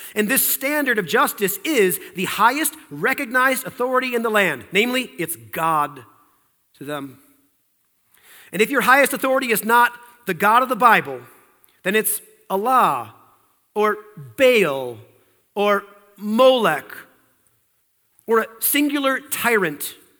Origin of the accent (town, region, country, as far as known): United States